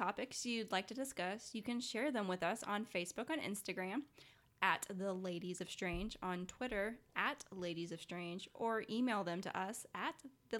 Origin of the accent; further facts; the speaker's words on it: Chattanooga, Tennessee, United States; I was born right outside of Chattanooga.